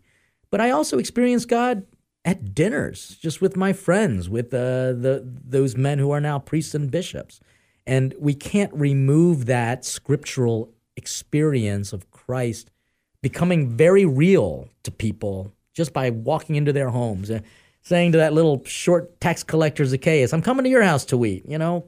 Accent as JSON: {"language": "English", "country": "Philippines", "said": "The Philippines."}